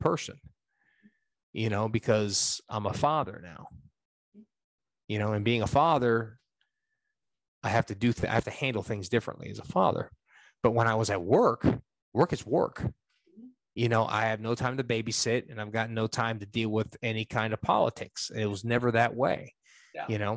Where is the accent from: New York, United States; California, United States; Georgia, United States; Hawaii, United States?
New York, United States; moved away as an adult; now in Kentucky, United States; I'm a New Yorker